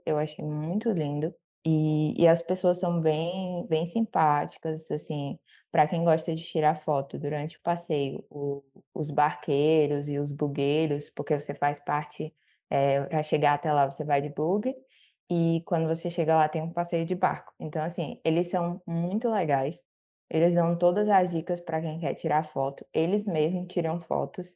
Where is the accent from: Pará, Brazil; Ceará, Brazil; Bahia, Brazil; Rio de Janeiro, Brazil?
Ceará, Brazil; Fortaleza; eu sou aqui de Fortaleza, no Ceará